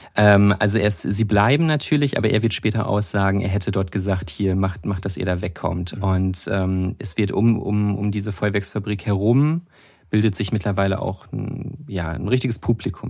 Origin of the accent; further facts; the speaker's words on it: Münsterland, North Rhine-Westphalia, Germany; also born or lived in Enschede, Netherlands; ich komme tatsächlich aus der Region dort, aus, aus dem Münsterland, direkt an der deutsch-niederländischen Grenze